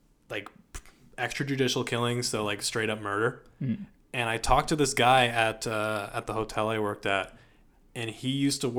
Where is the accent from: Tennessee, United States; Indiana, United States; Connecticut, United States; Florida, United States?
Connecticut, United States; Hartford; now in Canada; Connecticut's my home state. I was born in Hartford, Connecticut